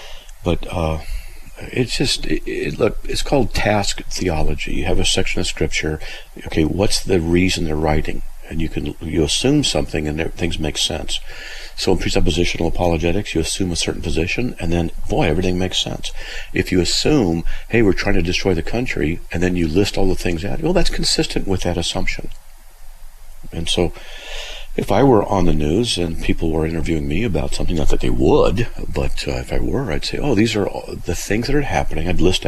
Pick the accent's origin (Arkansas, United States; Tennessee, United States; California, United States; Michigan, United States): California, United States; I'm from Southern California, and there were certain areas you didn't go into because in one area it was, let's just say, the ghetto.